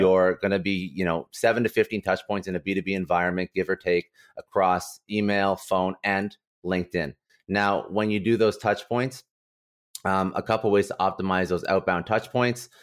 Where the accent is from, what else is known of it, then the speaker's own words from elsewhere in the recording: Ottawa, Ontario, Canada; now in Toronto, Canada; I was basically born and raised in Ottawa